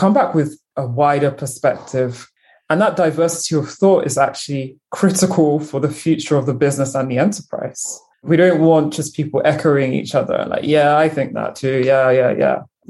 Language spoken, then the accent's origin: English; United Kingdom; I used to say when I was in university, I'm a Brigerian. I'm a British Nigerian. Proudly so. Equal parts.